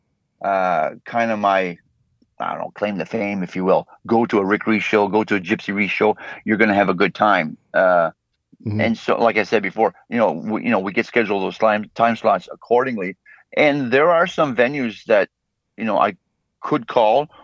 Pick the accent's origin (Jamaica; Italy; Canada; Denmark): Canada; Campbellton, New Brunswick; growing up in Camelton, you either played hockey or you played music